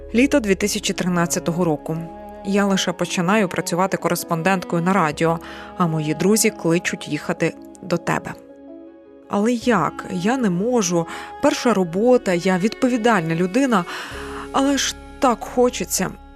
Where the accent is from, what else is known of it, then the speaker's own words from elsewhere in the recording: Bucha, Kyiv Oblast, Ukraine; моє рідне місто також було окуповане